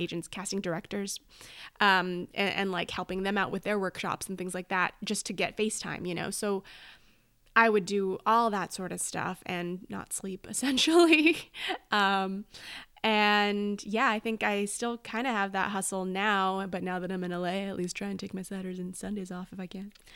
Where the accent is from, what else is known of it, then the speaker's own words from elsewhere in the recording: Oak Park, California, United States; moved away as an adult; also born or lived in New York; I was raised in Oak Park, California